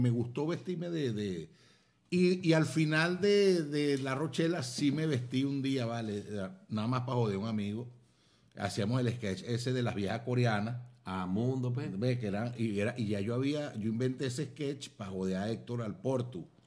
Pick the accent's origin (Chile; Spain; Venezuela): Venezuela; Maracaibo, Zulia; nosotros nos paramos el día de la Baja de la Virgen, nos paramos en la Basílica, voy yo. Y la gente va a decir, verga, había … el maracucho